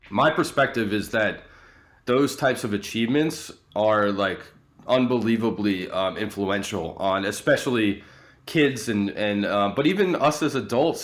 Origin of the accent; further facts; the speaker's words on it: Atlanta, Georgia, United States; I grew up in Atlanta.